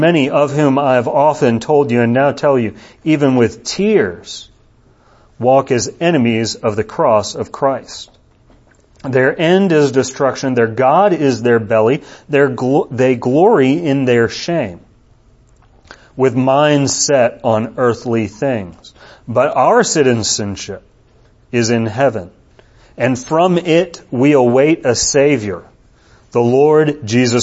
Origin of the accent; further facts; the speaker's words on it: United States; As a U.S. citizen living here, I'm controlled by the laws of the United States.